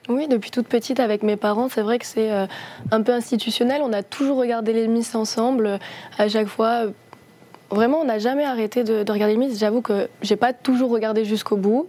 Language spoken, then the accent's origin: French; Nord-Pas-de-Calais, Hauts-de-France, France; on vient du Nord-Pas-de-Calais